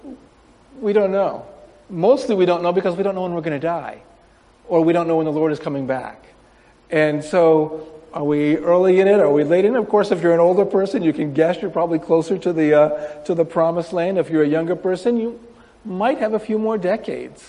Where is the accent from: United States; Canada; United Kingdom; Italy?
United States; Windsor, New York; moved away as an adult; now in Japan; I grew up in Windsor